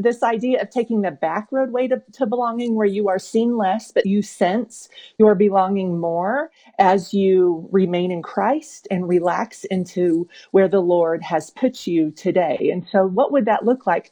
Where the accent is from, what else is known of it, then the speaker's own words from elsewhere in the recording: Oklahoma, United States; moved away as an adult; I grew up in Oklahoma.